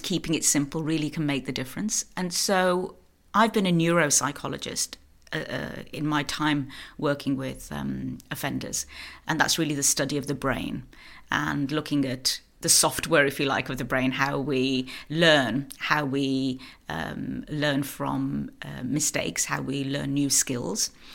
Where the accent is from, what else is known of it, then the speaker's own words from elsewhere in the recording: United Kingdom; moved away as an adult; now in Norway; So I am British. I'm living in Norway. I've been here 14 years